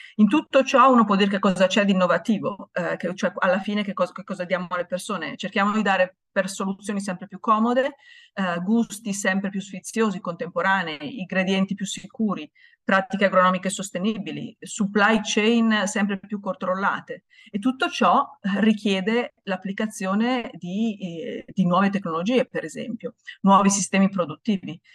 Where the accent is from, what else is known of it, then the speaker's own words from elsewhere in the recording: Italy; siamo italiani